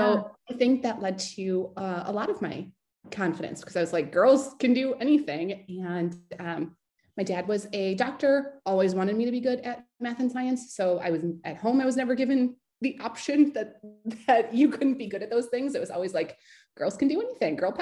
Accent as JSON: {"language": "English", "country": "United States", "tie": "born or raised there", "said": "growing up in America"}